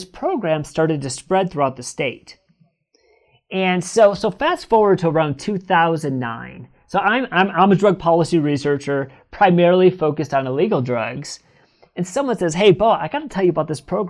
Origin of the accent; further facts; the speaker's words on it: Northern Michigan, United States; now in California, United States; I'm from Northern Michigan